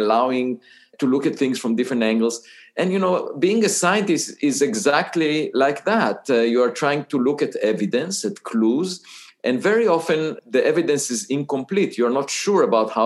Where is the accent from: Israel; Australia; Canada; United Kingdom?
Israel; moved away as an adult; I was born in Israel